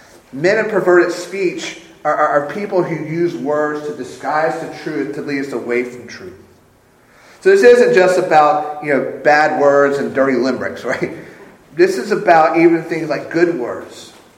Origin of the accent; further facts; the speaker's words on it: Sumter, South Carolina, United States; for the first part of my life, I grew up in Sumter at Shaw Air Force Base. I loved my life there.